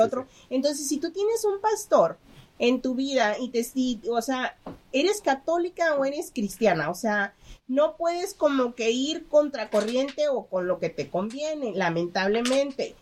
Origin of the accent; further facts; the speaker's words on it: Mexico; yo soy mexicana